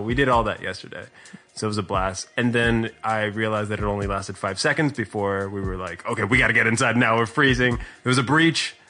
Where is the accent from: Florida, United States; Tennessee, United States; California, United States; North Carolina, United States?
Florida, United States; South; I'm I'm from Florida, and uh, South Florida specifically